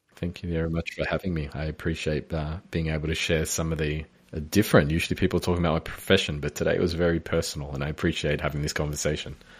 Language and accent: English; Melbourne, Victoria, Australia; moved away; I'm from Melbourne originally